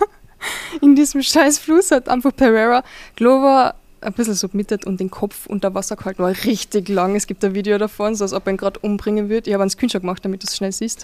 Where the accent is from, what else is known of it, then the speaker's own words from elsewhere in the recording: Carinthia, Austria; ich komme aus Kärnten